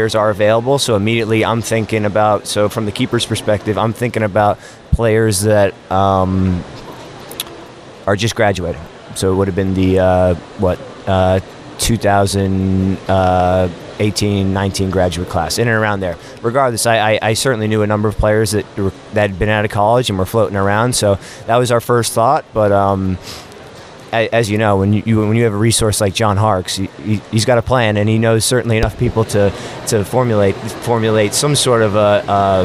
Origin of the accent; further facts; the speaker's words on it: Boston, Massachusetts, United States; moved away as an adult; also born or lived in South Carolina; I grew up in Boston, Massachusetts